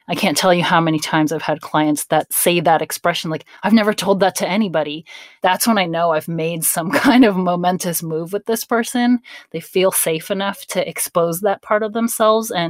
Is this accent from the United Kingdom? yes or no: no; Ponce, Puerto Rico; I'm from Ponce, Puerto Rico